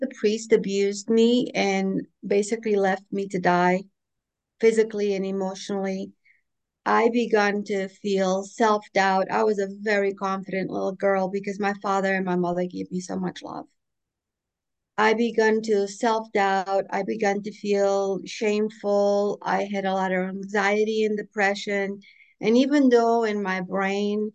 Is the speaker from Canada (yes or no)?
no; Portugal; also born or lived in Boston, United States; now in North Carolina, United States; I lived in Boston for 37 years after I moved from my homeland of Portugal